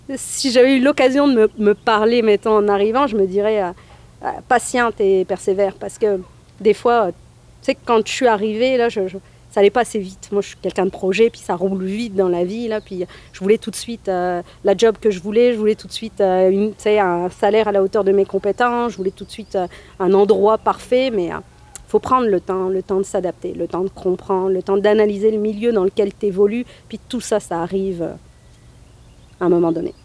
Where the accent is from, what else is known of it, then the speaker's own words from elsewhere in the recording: northern France, France; moved away as an adult; also born or lived in Montreal / Gaspésie / Lanaudière; now in Alma, Canada; Je suis française d'origine algérienne. Donc je viens du nord de la France, je vis au lac depuis maintenant 7 ans